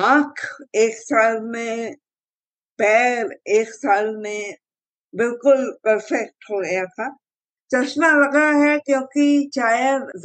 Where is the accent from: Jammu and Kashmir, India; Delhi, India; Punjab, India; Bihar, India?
Delhi, India; also born or lived in Vadodara, India; मेरी जिंदगी तो शुरू हुई थी दिल्ली से